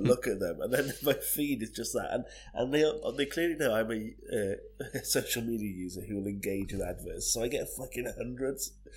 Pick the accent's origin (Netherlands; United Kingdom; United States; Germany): United Kingdom; Barry, Wales; we grew up around Barry